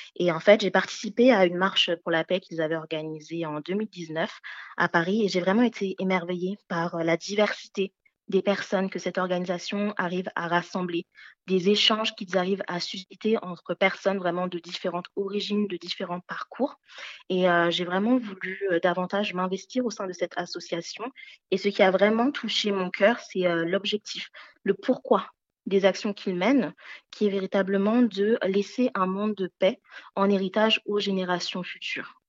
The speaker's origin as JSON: {"language": "French", "country": "Benin", "tie": "born or raised there", "said": "je suis née au Bénin en Afrique"}